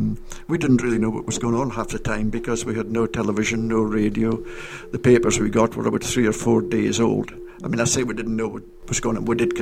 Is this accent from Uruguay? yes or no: no; Auchnagatt, Scotland, United Kingdom; moved away; I'm from Auchnagat.